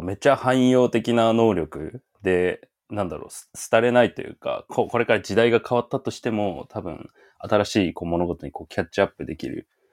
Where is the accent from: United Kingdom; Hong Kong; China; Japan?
Japan; Yamagata; 地元山形なんですけど